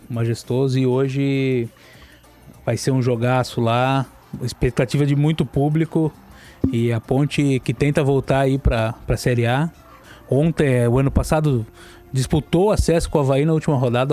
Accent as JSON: {"language": "Portuguese", "town": "Campinas", "region": "São Paulo", "country": "Brazil", "tie": "born or raised there", "also_born_or_lived": "Amparo", "said": "Sou nascido em Campinas"}